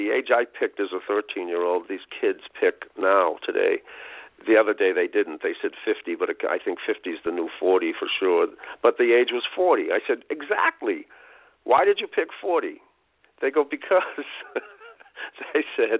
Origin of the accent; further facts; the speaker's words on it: United States; as an American